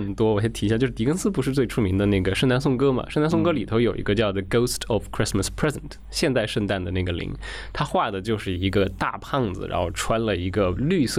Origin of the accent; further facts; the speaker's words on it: China; also born or lived in United States; 我们中国人